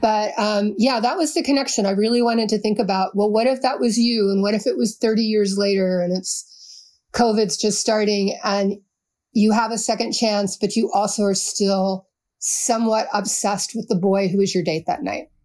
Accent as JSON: {"language": "English", "town": "Baltimore", "region": "Maryland", "country": "United States", "tie": "born or raised there", "also_born_or_lived": "New Orleans / Texas", "said": "I'm a crime novelist who grew up in Baltimore"}